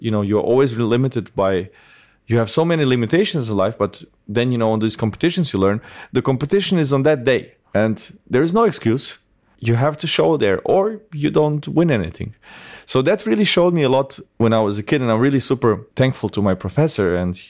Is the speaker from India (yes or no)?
no; Bosnia & Herzegovina; born there; Yeah, I was born in 1988 in Bosnia. And so Bosnia was at that time already the poorest part of Europe.